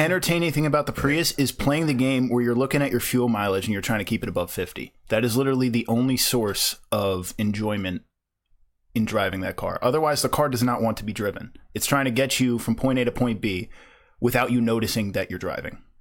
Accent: New Jersey, United States; I'm from South Jersey. Uh, I say I'm from Philly, which Pennsylvania people absolutely hate, but I'm only, like, five miles from Philly

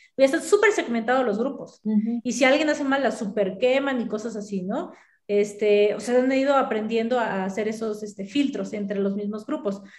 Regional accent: Mexico; así somos los mexicanos

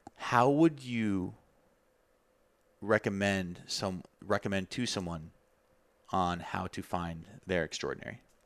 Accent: Tucson, Arizona, United States; my hometown, Tucson, Arizona.

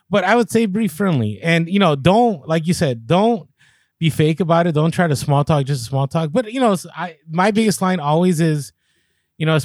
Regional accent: San Diego, California, United States; I am from San Diego, though.

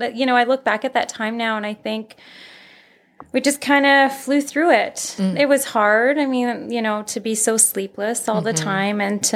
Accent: Calgary, Alberta, Canada; we're both born and raised in Calgary

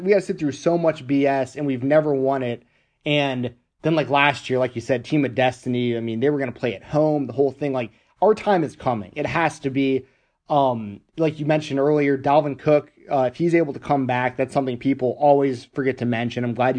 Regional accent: Atlanta, Georgia, United States; I lived in Atlanta, Georgia. I grew up in Atlanta.

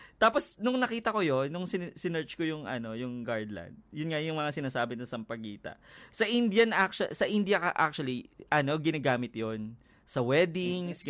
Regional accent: Quezon City, Metro Manila, Philippines; ano ako taga Quezon City ako. Malapit ako doon sa QAV. Sa Frisco lang ako eh

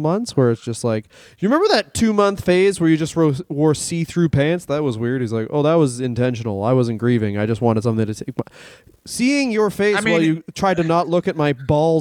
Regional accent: Canada; I am from Canada.

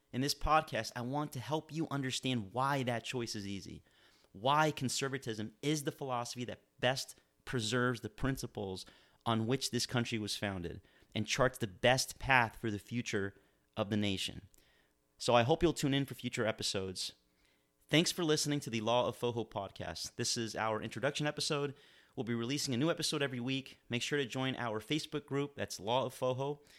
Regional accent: Miami, Florida, United States; now in Manchester, New Hampshire, United States; I was born and raised in Miami, Florida

